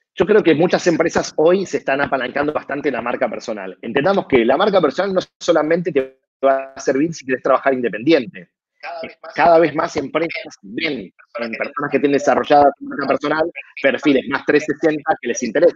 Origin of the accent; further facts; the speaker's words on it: Argentina; como argentino que soy